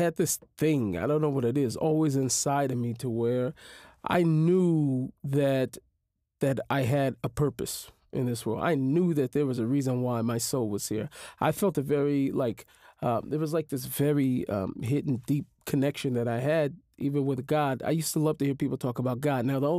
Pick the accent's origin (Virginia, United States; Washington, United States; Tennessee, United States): Washington, United States; Seattle; Yeah, growing up in an inner city, you are very much so exposed to life of crime, drug, violence, all different types of abuses.